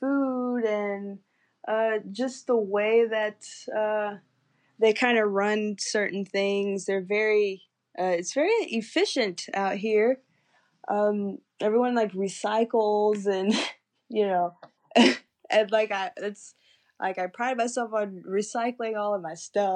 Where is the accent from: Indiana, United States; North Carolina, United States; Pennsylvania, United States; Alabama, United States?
North Carolina, United States; High Point; I'm from High Point